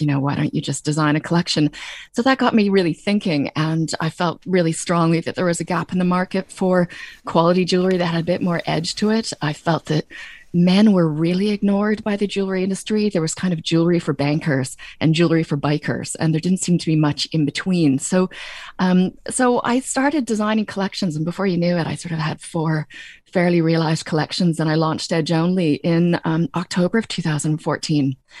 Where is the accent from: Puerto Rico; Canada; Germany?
Canada; moved away as an adult; now in Ireland; my twang is that I grew up in Canada, but my mom came back to Ireland in ninety-three